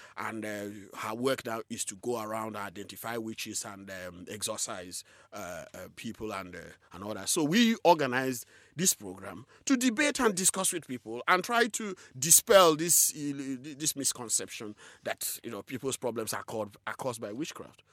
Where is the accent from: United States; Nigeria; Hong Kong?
Nigeria; southeastern Nigeria; I was born in a rural community in southeastern Nigeria. shortly after the Nigerian Civil War, and, uh, so I grew up, you know, in a very difficult circumstances.